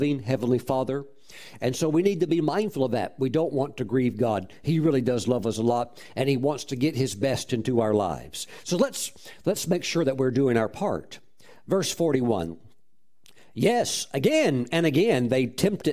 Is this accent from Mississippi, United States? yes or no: yes; Mississippi, United States; as a young boy, I was raised in Mississippi.